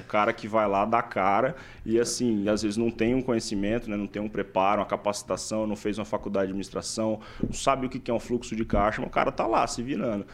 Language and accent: Portuguese; Paraíso do Norte, Paraná, Brazil; moved away as an adult; also born or lived in São Paulo; now in Maringá, Brazil; Eu não sou originalmente de Maringá, eu sou de Paraíso do Norte, que é uma hora daqui